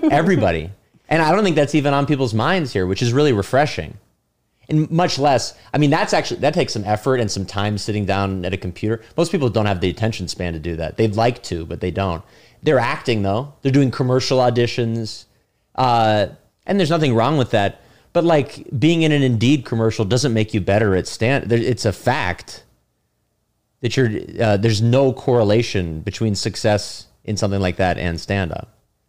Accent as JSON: {"language": "English", "town": "San Francisco", "region": "California", "country": "United States", "also_born_or_lived": "Los Angeles", "moved": "as an adult", "lives_now": "New York, United States", "said": "I was living in LA. I'm from San Francisco"}